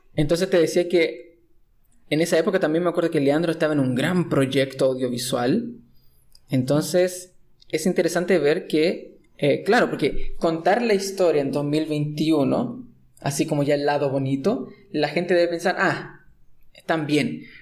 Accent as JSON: {"language": "Spanish", "country": "Chile", "said": "soy chileno"}